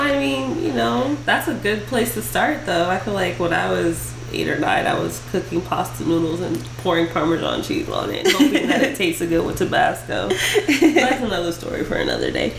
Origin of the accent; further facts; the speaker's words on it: Las Vegas, Nevada, United States; also born or lived in Ohio; I'm from Vegas